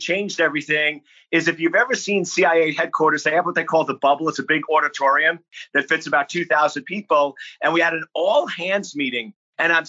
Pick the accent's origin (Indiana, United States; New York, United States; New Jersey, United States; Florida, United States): New York, United States; Lake Ronkonkoma; now in Virginia, United States; I'm born and raised on Long Island, New York.